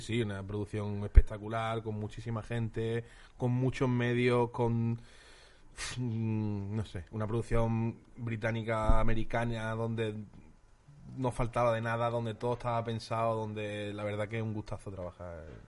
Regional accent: Málaga, Andalusia, Spain; also born or lived in Madrid; soy sureño, soy de Málaga

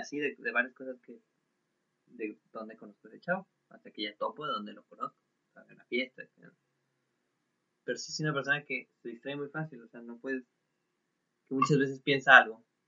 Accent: Mexico; Soy un Juan Carlos Bodoque mexicano

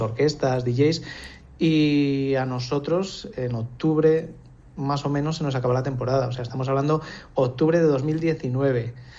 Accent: Nájera, La Rioja, Spain; also born or lived in Alesanco / Logroño; now in Villamediana de Iregua, Spain; me he criado entre Alesanco y Nájera

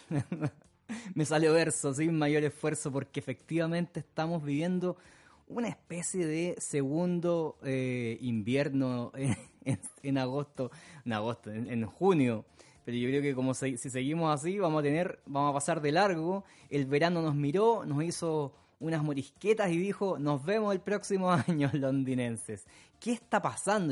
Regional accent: Santiago, Santiago Metropolitan Region, Chile; now in London, United Kingdom; mi ciudad natal, de Santiago, en Chile

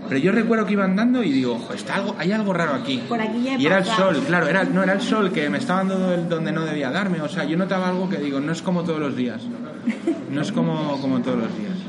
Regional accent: Cantabria, Spain; now in Madrid, Spain; el mayor de tres hermanos, vengo de Cantabria, estoy aquí en Madrid como todo el mundo, bueno, pues por trabajo y mi novia vive aquí y demás, me ha tocado.

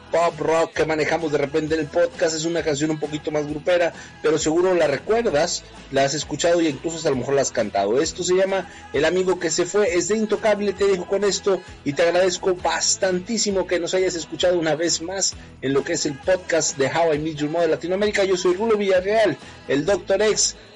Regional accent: McAllen, Texas, United States; toco el bajo eléctrico y soy de McAllen, Texas.

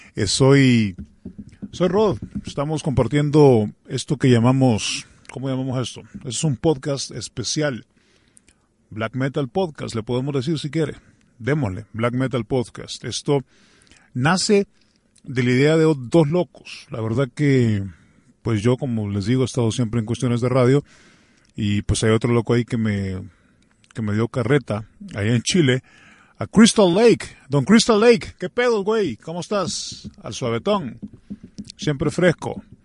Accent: El Salvador

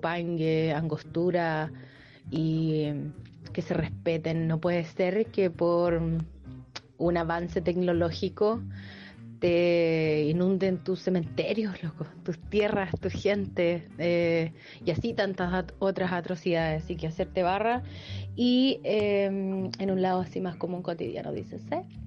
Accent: Los Ángeles, Biobío, Chile; yo soy de Los Ángeles

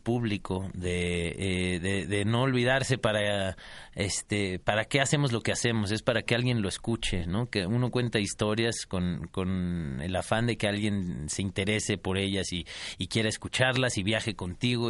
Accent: Mexico City, Mexico; Nací en la Ciudad de México, soy chilango

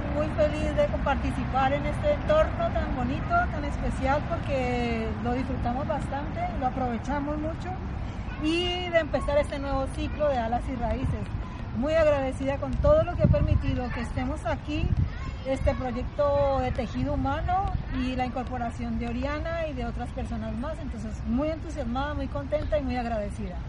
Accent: Colombia; en Colombia, en mi país.

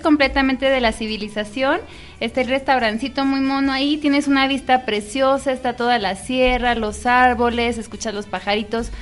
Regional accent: Guanajuato, Mexico; los que somos aquí orgullosamente guanajuatenses

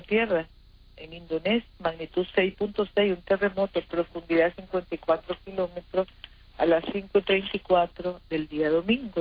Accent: Nicaragua; como cristianos que somos, como nicaragüenses hermanos que somos

